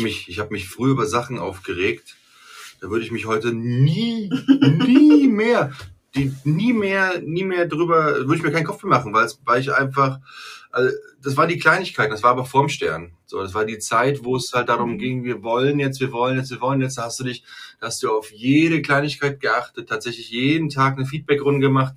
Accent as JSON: {"language": "German", "country": "Germany", "said": "ich bin Deutscher"}